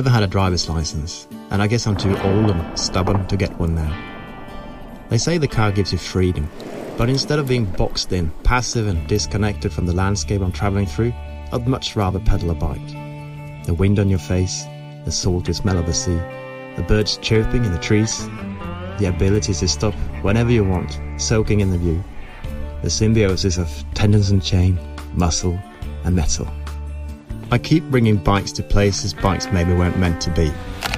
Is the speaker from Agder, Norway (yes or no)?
no; Kongsberg, Buskerud, Norway; also born or lived in Oslo; my hometown Kongsberg